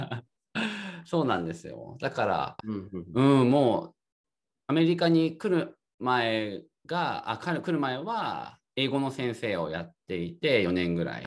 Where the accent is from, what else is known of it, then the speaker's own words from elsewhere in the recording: Tokyo, Japan; 出身は東京です。